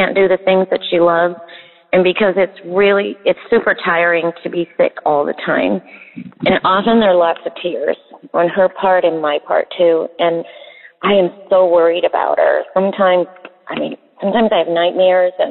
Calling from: West Virginia, United States; I'm calling from West Virginia

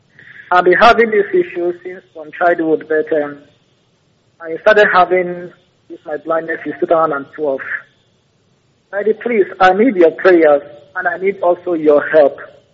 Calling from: Akwa Ibom, Nigeria; I'm calling from Akwa Ibom State, the Paremi local government area.

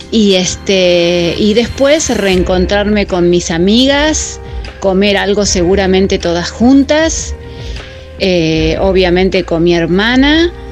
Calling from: Mar del Plata, Buenos Aires Province, Argentina; de Mar del Plata

